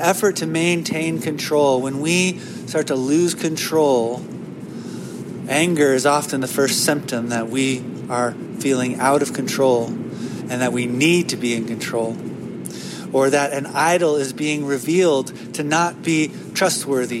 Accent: United States; as an American

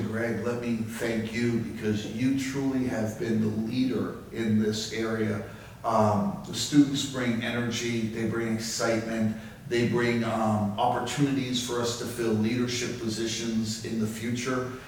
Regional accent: Jamaica; moved away; I was born and raised in Jamaica

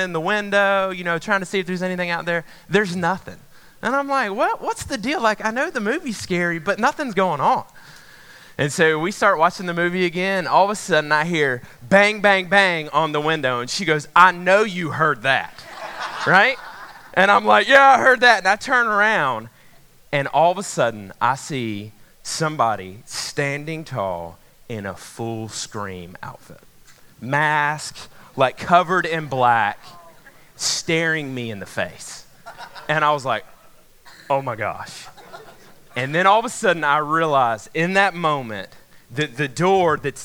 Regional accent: Macon, Georgia, United States; moved away; I grew up in Macon, Georgia

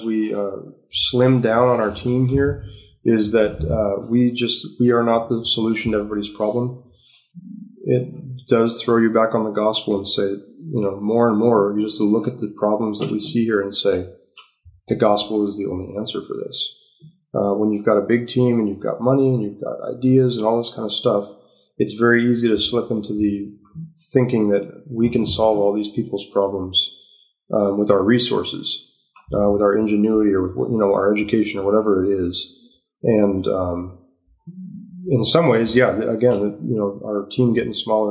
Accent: San Diego, California, United States; moved away as an adult; now in Uganda; I'm from San Diego

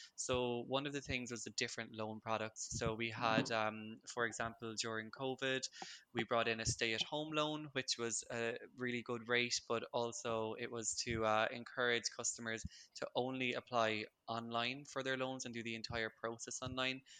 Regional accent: Limerick, Munster, Ireland; also born or lived in Cork; now in Dublin, Ireland; I'm Irish. I'm from Limerick originally, lived in Cork for a good few years, and now I'm uh, Dublin based.

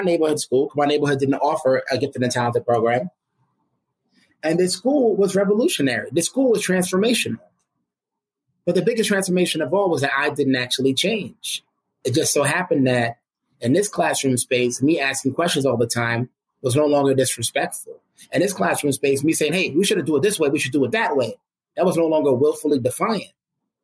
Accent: New York City, New York, United States; growing up in the United States in Brooklyn, New York

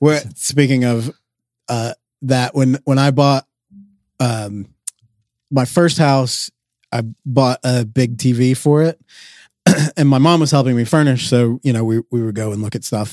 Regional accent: Georgia, United States; we are from Georgia, where it is also hot and humid

